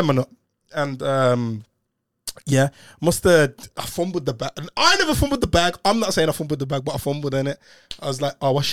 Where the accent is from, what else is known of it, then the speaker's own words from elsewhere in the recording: Birmingham, West Midlands, United Kingdom; moved away; I'm from Brum.